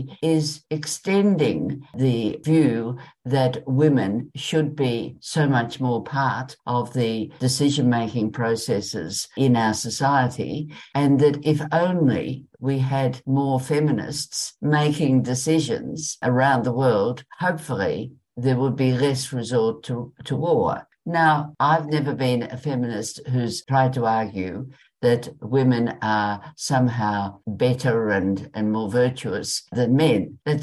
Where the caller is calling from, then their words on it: Richmond, Tasmania, Australia; I'm ringing in from Richmond, Tasmania, Tongalonga country.